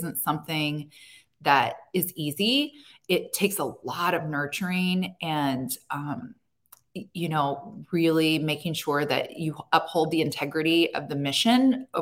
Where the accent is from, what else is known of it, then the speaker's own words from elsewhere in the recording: Annapolis, Maryland, United States; I built my roots in my hometown. I built a name for myself here